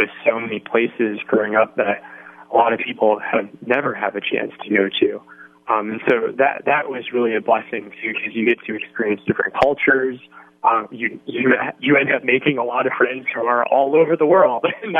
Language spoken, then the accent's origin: English; Hawaii, United States; also born or lived in North Carolina / Washington / New Mexico / Illinois; So I was born in North Carolina, and then I moved to Washington State, then to New Mexico, then to Illinois, then to Oklahoma, then to England, and then I moved to Hawaii, which is where I graduated from high school.